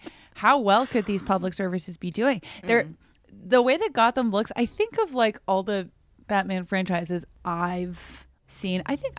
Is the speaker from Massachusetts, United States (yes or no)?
yes; Brockton, Massachusetts, United States; born or raised there; moved away